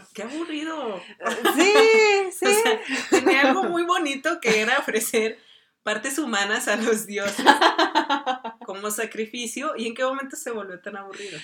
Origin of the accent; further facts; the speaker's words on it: Durango, Mexico; somos de Durango, México.